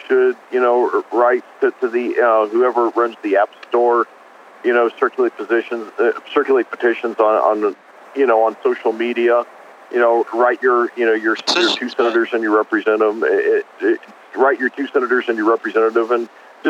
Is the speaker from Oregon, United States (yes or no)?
no; Indiana, United States; I'm from Indiana.